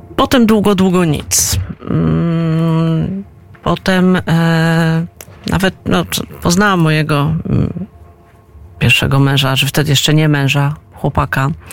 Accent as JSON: {"language": "Polish", "country": "Poland", "also_born_or_lived": "Moscow, Russia", "said": "mimo tego, że się urodziłam w Moskwie, obywatelstwo mam polskie i czuję się Polką"}